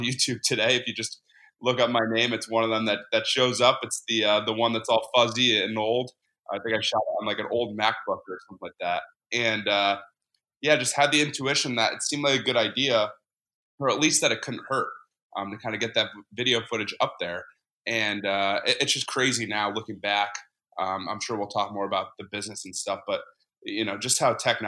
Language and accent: English; Connecticut, United States; I grew up in Connecticut